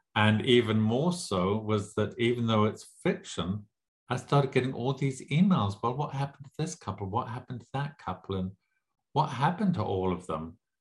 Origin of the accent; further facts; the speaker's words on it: Zimbabwe; also born or lived in England / Lesotho / South Africa; now in Las Vegas, United States; I grew up in Southern Africa and in Southern Rhodesia, was then Southern Rhodesia, it's now Zimbabwe.